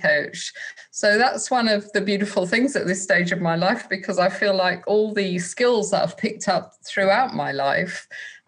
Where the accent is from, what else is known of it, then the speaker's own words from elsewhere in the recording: Manchester, North West England, United Kingdom; I grew up in Manchester, and there was a fantastic club scene up there